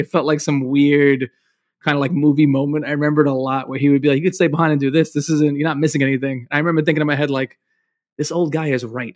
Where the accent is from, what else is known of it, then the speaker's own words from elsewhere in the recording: New York City, New York, United States; I'm from Brooklyn